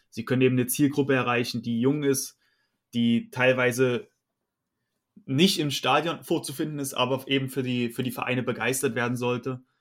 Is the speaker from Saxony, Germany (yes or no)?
yes; Saxony, Germany; now in Dresden, Germany; Ja, also ich bin 25 Jahre alt, äh, bin in der Nähe von Dresden aufgewachsen. Mittlerweile wohne ich direkt in Dresden